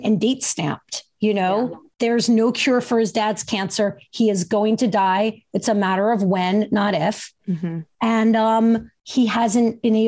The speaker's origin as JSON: {"language": "English", "region": "New Jersey", "country": "United States", "tie": "born or raised there", "said": "He is from my home state"}